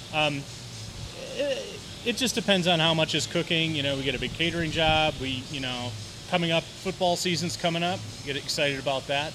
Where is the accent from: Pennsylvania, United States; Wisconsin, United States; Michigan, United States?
Wisconsin, United States; moved away as an adult; I'm from Wisconsin